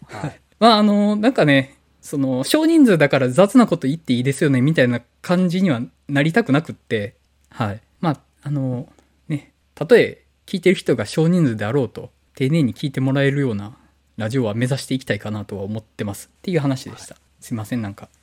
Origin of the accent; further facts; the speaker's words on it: Awaji Island, Hyogo, Japan; now in Osaka, Japan; 僕と原口さん淡路島出身だし